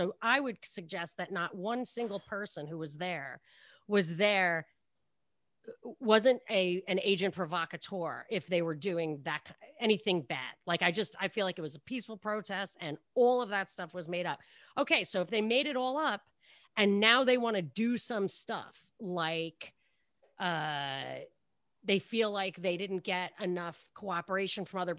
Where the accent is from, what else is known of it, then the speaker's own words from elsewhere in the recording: Brooklyn, New York, United States; born there; It's, I was born in Brooklyn, though.